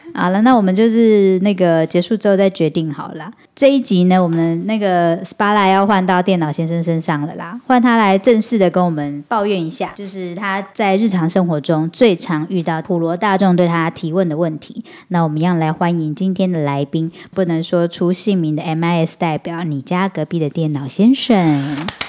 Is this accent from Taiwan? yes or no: yes; Taiwan; accent: Taiwanese Mandarin; 我自己台湾国语有点严重